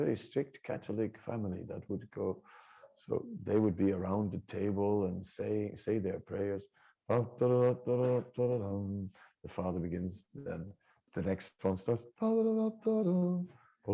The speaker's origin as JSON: {"language": "English", "area": "Holland near Amsterdam", "region": "North Holland", "country": "Netherlands", "said": "my family, I'm from Holland near Amsterdam"}